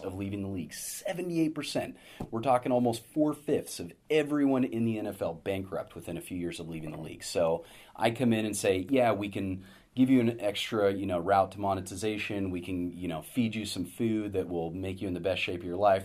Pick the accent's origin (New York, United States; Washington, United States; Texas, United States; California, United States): California, United States; Sacramento; moved away as an adult; also born or lived in Los Angeles / San Francisco; having grown up in Sacramento